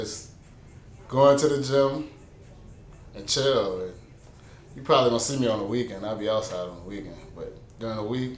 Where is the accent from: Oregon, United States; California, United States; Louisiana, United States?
Louisiana, United States; New Orleans; I'm from New Orleans, Fisher Project